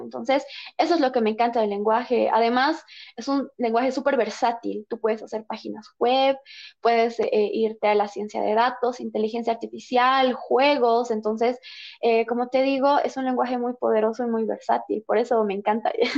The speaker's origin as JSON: {"language": "Spanish", "country": "Bolivia", "said": "nosotros como bolivianos"}